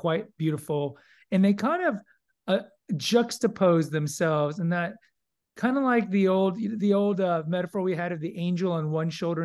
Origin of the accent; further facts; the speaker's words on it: Houston, Texas, United States; my hometown in Houston, Texas